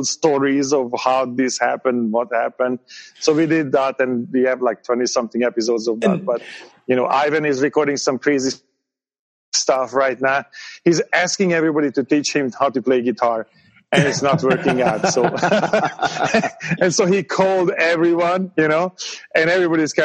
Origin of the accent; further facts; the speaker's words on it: Hungary; English is a second language; moved away as an adult; now in United States; I grew up in Hungary, you know, at the time this was still a communist country.